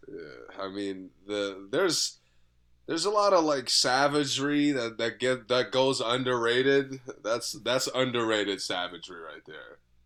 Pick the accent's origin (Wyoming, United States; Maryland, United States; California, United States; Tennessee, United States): Maryland, United States; Germantown; now in Rockville, United States; my hometown